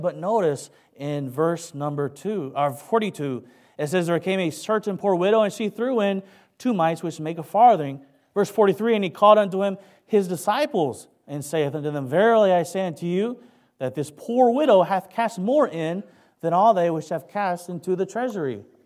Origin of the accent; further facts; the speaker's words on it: Kentucky, United States; accent: Kentucky; moved away; also born or lived in San Francisco, California / Philippines; I was raised in Kentucky